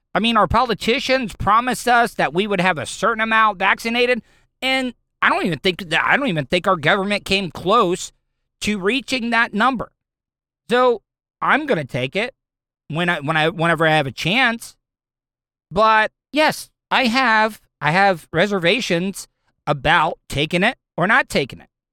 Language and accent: English; De Leon Springs, Florida, United States; I grew up in De Leon Springs. That part of Volusia County